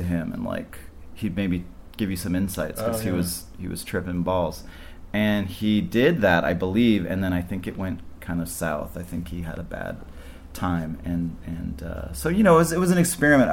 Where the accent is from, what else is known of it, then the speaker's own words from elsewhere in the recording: Vancouver Island, British Columbia, Canada; also born or lived in Montreal / New York; now in Los Angeles, United States; I grew up on Vancouver Island